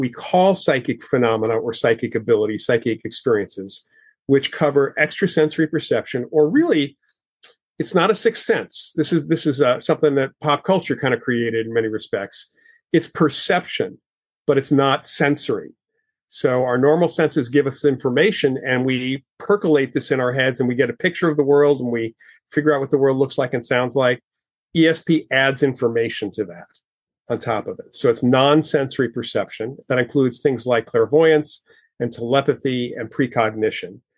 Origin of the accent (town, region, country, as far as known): Westchester County, outside New York City, United States; born or raised there